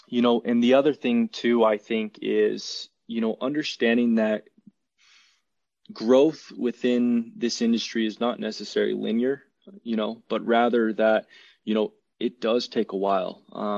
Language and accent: English; Chattanooga, Tennessee, United States; also born or lived in California; A little background about me. I'm actually originally from California. A lot of people don't know that, but moved to Tennessee when I was, I think, 6 or 7. So at a young age, and actually spent most of my life in Chattanooga, Tennessee.